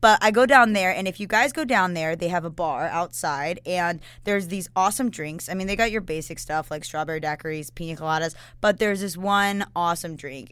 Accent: Atlanta, Georgia, United States; now in Fort Myers, United States; I'm from Atlanta

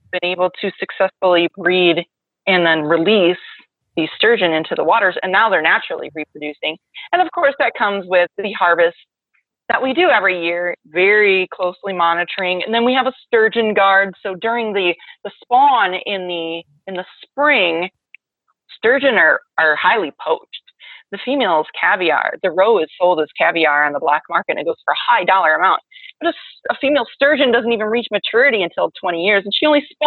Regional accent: Milwaukee, Wisconsin, United States; Wisconsin, southeastern Wisconsin, right in Milwaukee

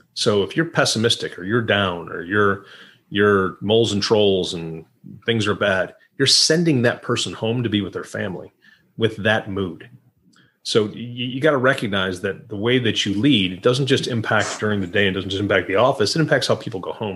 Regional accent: Rochester, New York, United States; moved away as an adult; also born or lived in New Orleans; I was born in uh, Rochester. That's where I grew up in Western New York

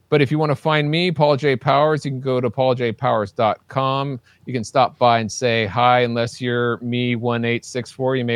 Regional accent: Ireland; By the way, in case you haven't figured it out, I'm Irish.

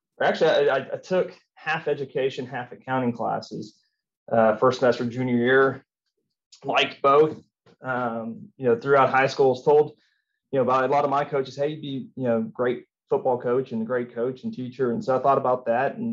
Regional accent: Boerne, Texas, United States; also born or lived in San Antonio, Texas / Lubbock, Texas / Austin, Texas; moved to the big city of Burning when I was 5 years old, and started kindergarten there and went all the way through high school

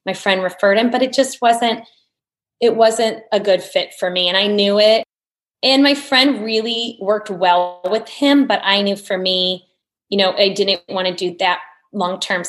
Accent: Bettendorf, Iowa, United States; I grew up in Bettendorf, Iowa, in the Midwest.

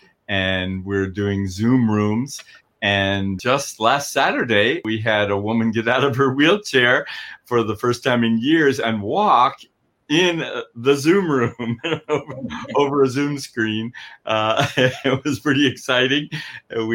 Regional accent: Colorado, United States; moved away as an adult; now in Redding, United States; I'm from Colorado. I lived in the mountains of Colorado for 36 years, met Jesus there

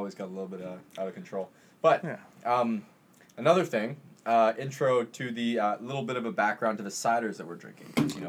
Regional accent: Vancouver, British Columbia, Canada; I'm from Vancouver, Kitsilano area.

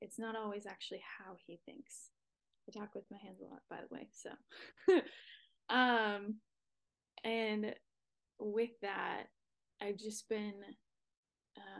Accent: Wisconsin, United States; now in Redding, United States; I live in Redding, California. I'm originally from Wisconsin, so I'm a Midwest girl at heart

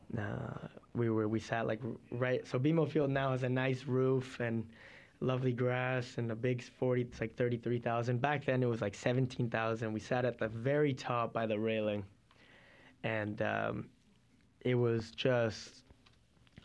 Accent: Toronto, Ontario, Canada; I was born in Toronto

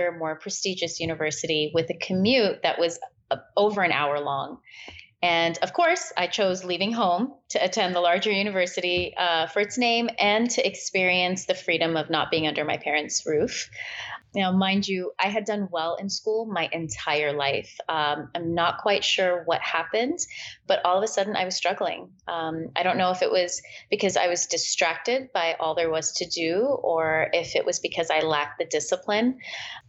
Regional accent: California, United States; born or raised there; also born or lived in Peshawar, Pakistan

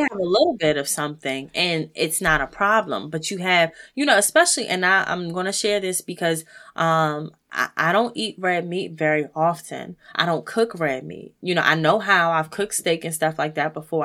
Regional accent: United States; as African American people

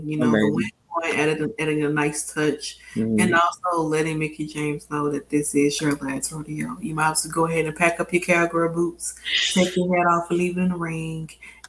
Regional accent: New Zealand; Okay, and me, I'm from New Zealand, so things are a little bit different

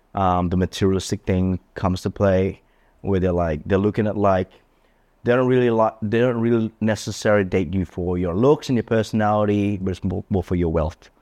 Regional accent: Australia; I grew up and raised in Australia

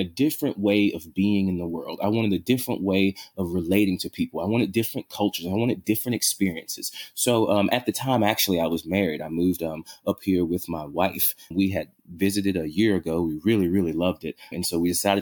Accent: Louisiana, United States; now in Seattle, United States; I grew up in Louisiana

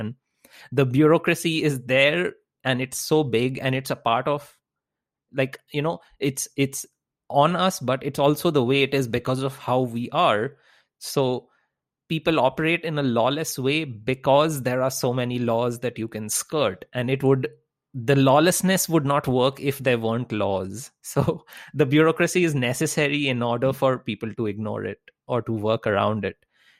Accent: India; I grew up in India, so I completely know how that feeling goes.

